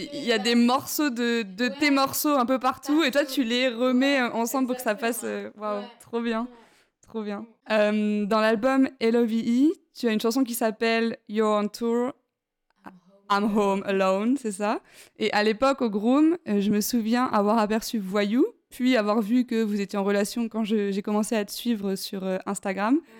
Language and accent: French; Besançon, Bourgogne-Franche-Comté, France; now in Lyon, France; je viens de Besançon, moi, à la base